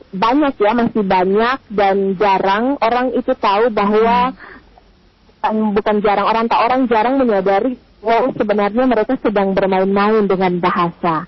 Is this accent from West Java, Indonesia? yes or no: no; Maluku, Indonesia; kita orang Maluku